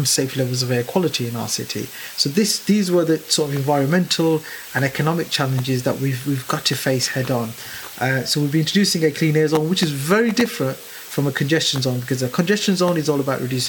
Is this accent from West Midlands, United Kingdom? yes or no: yes; Birmingham, West Midlands, United Kingdom; a Brummie by birth. I'm very proud to be a Brummie. The city means everything to me. I was born and raised in Lascelles, where I still live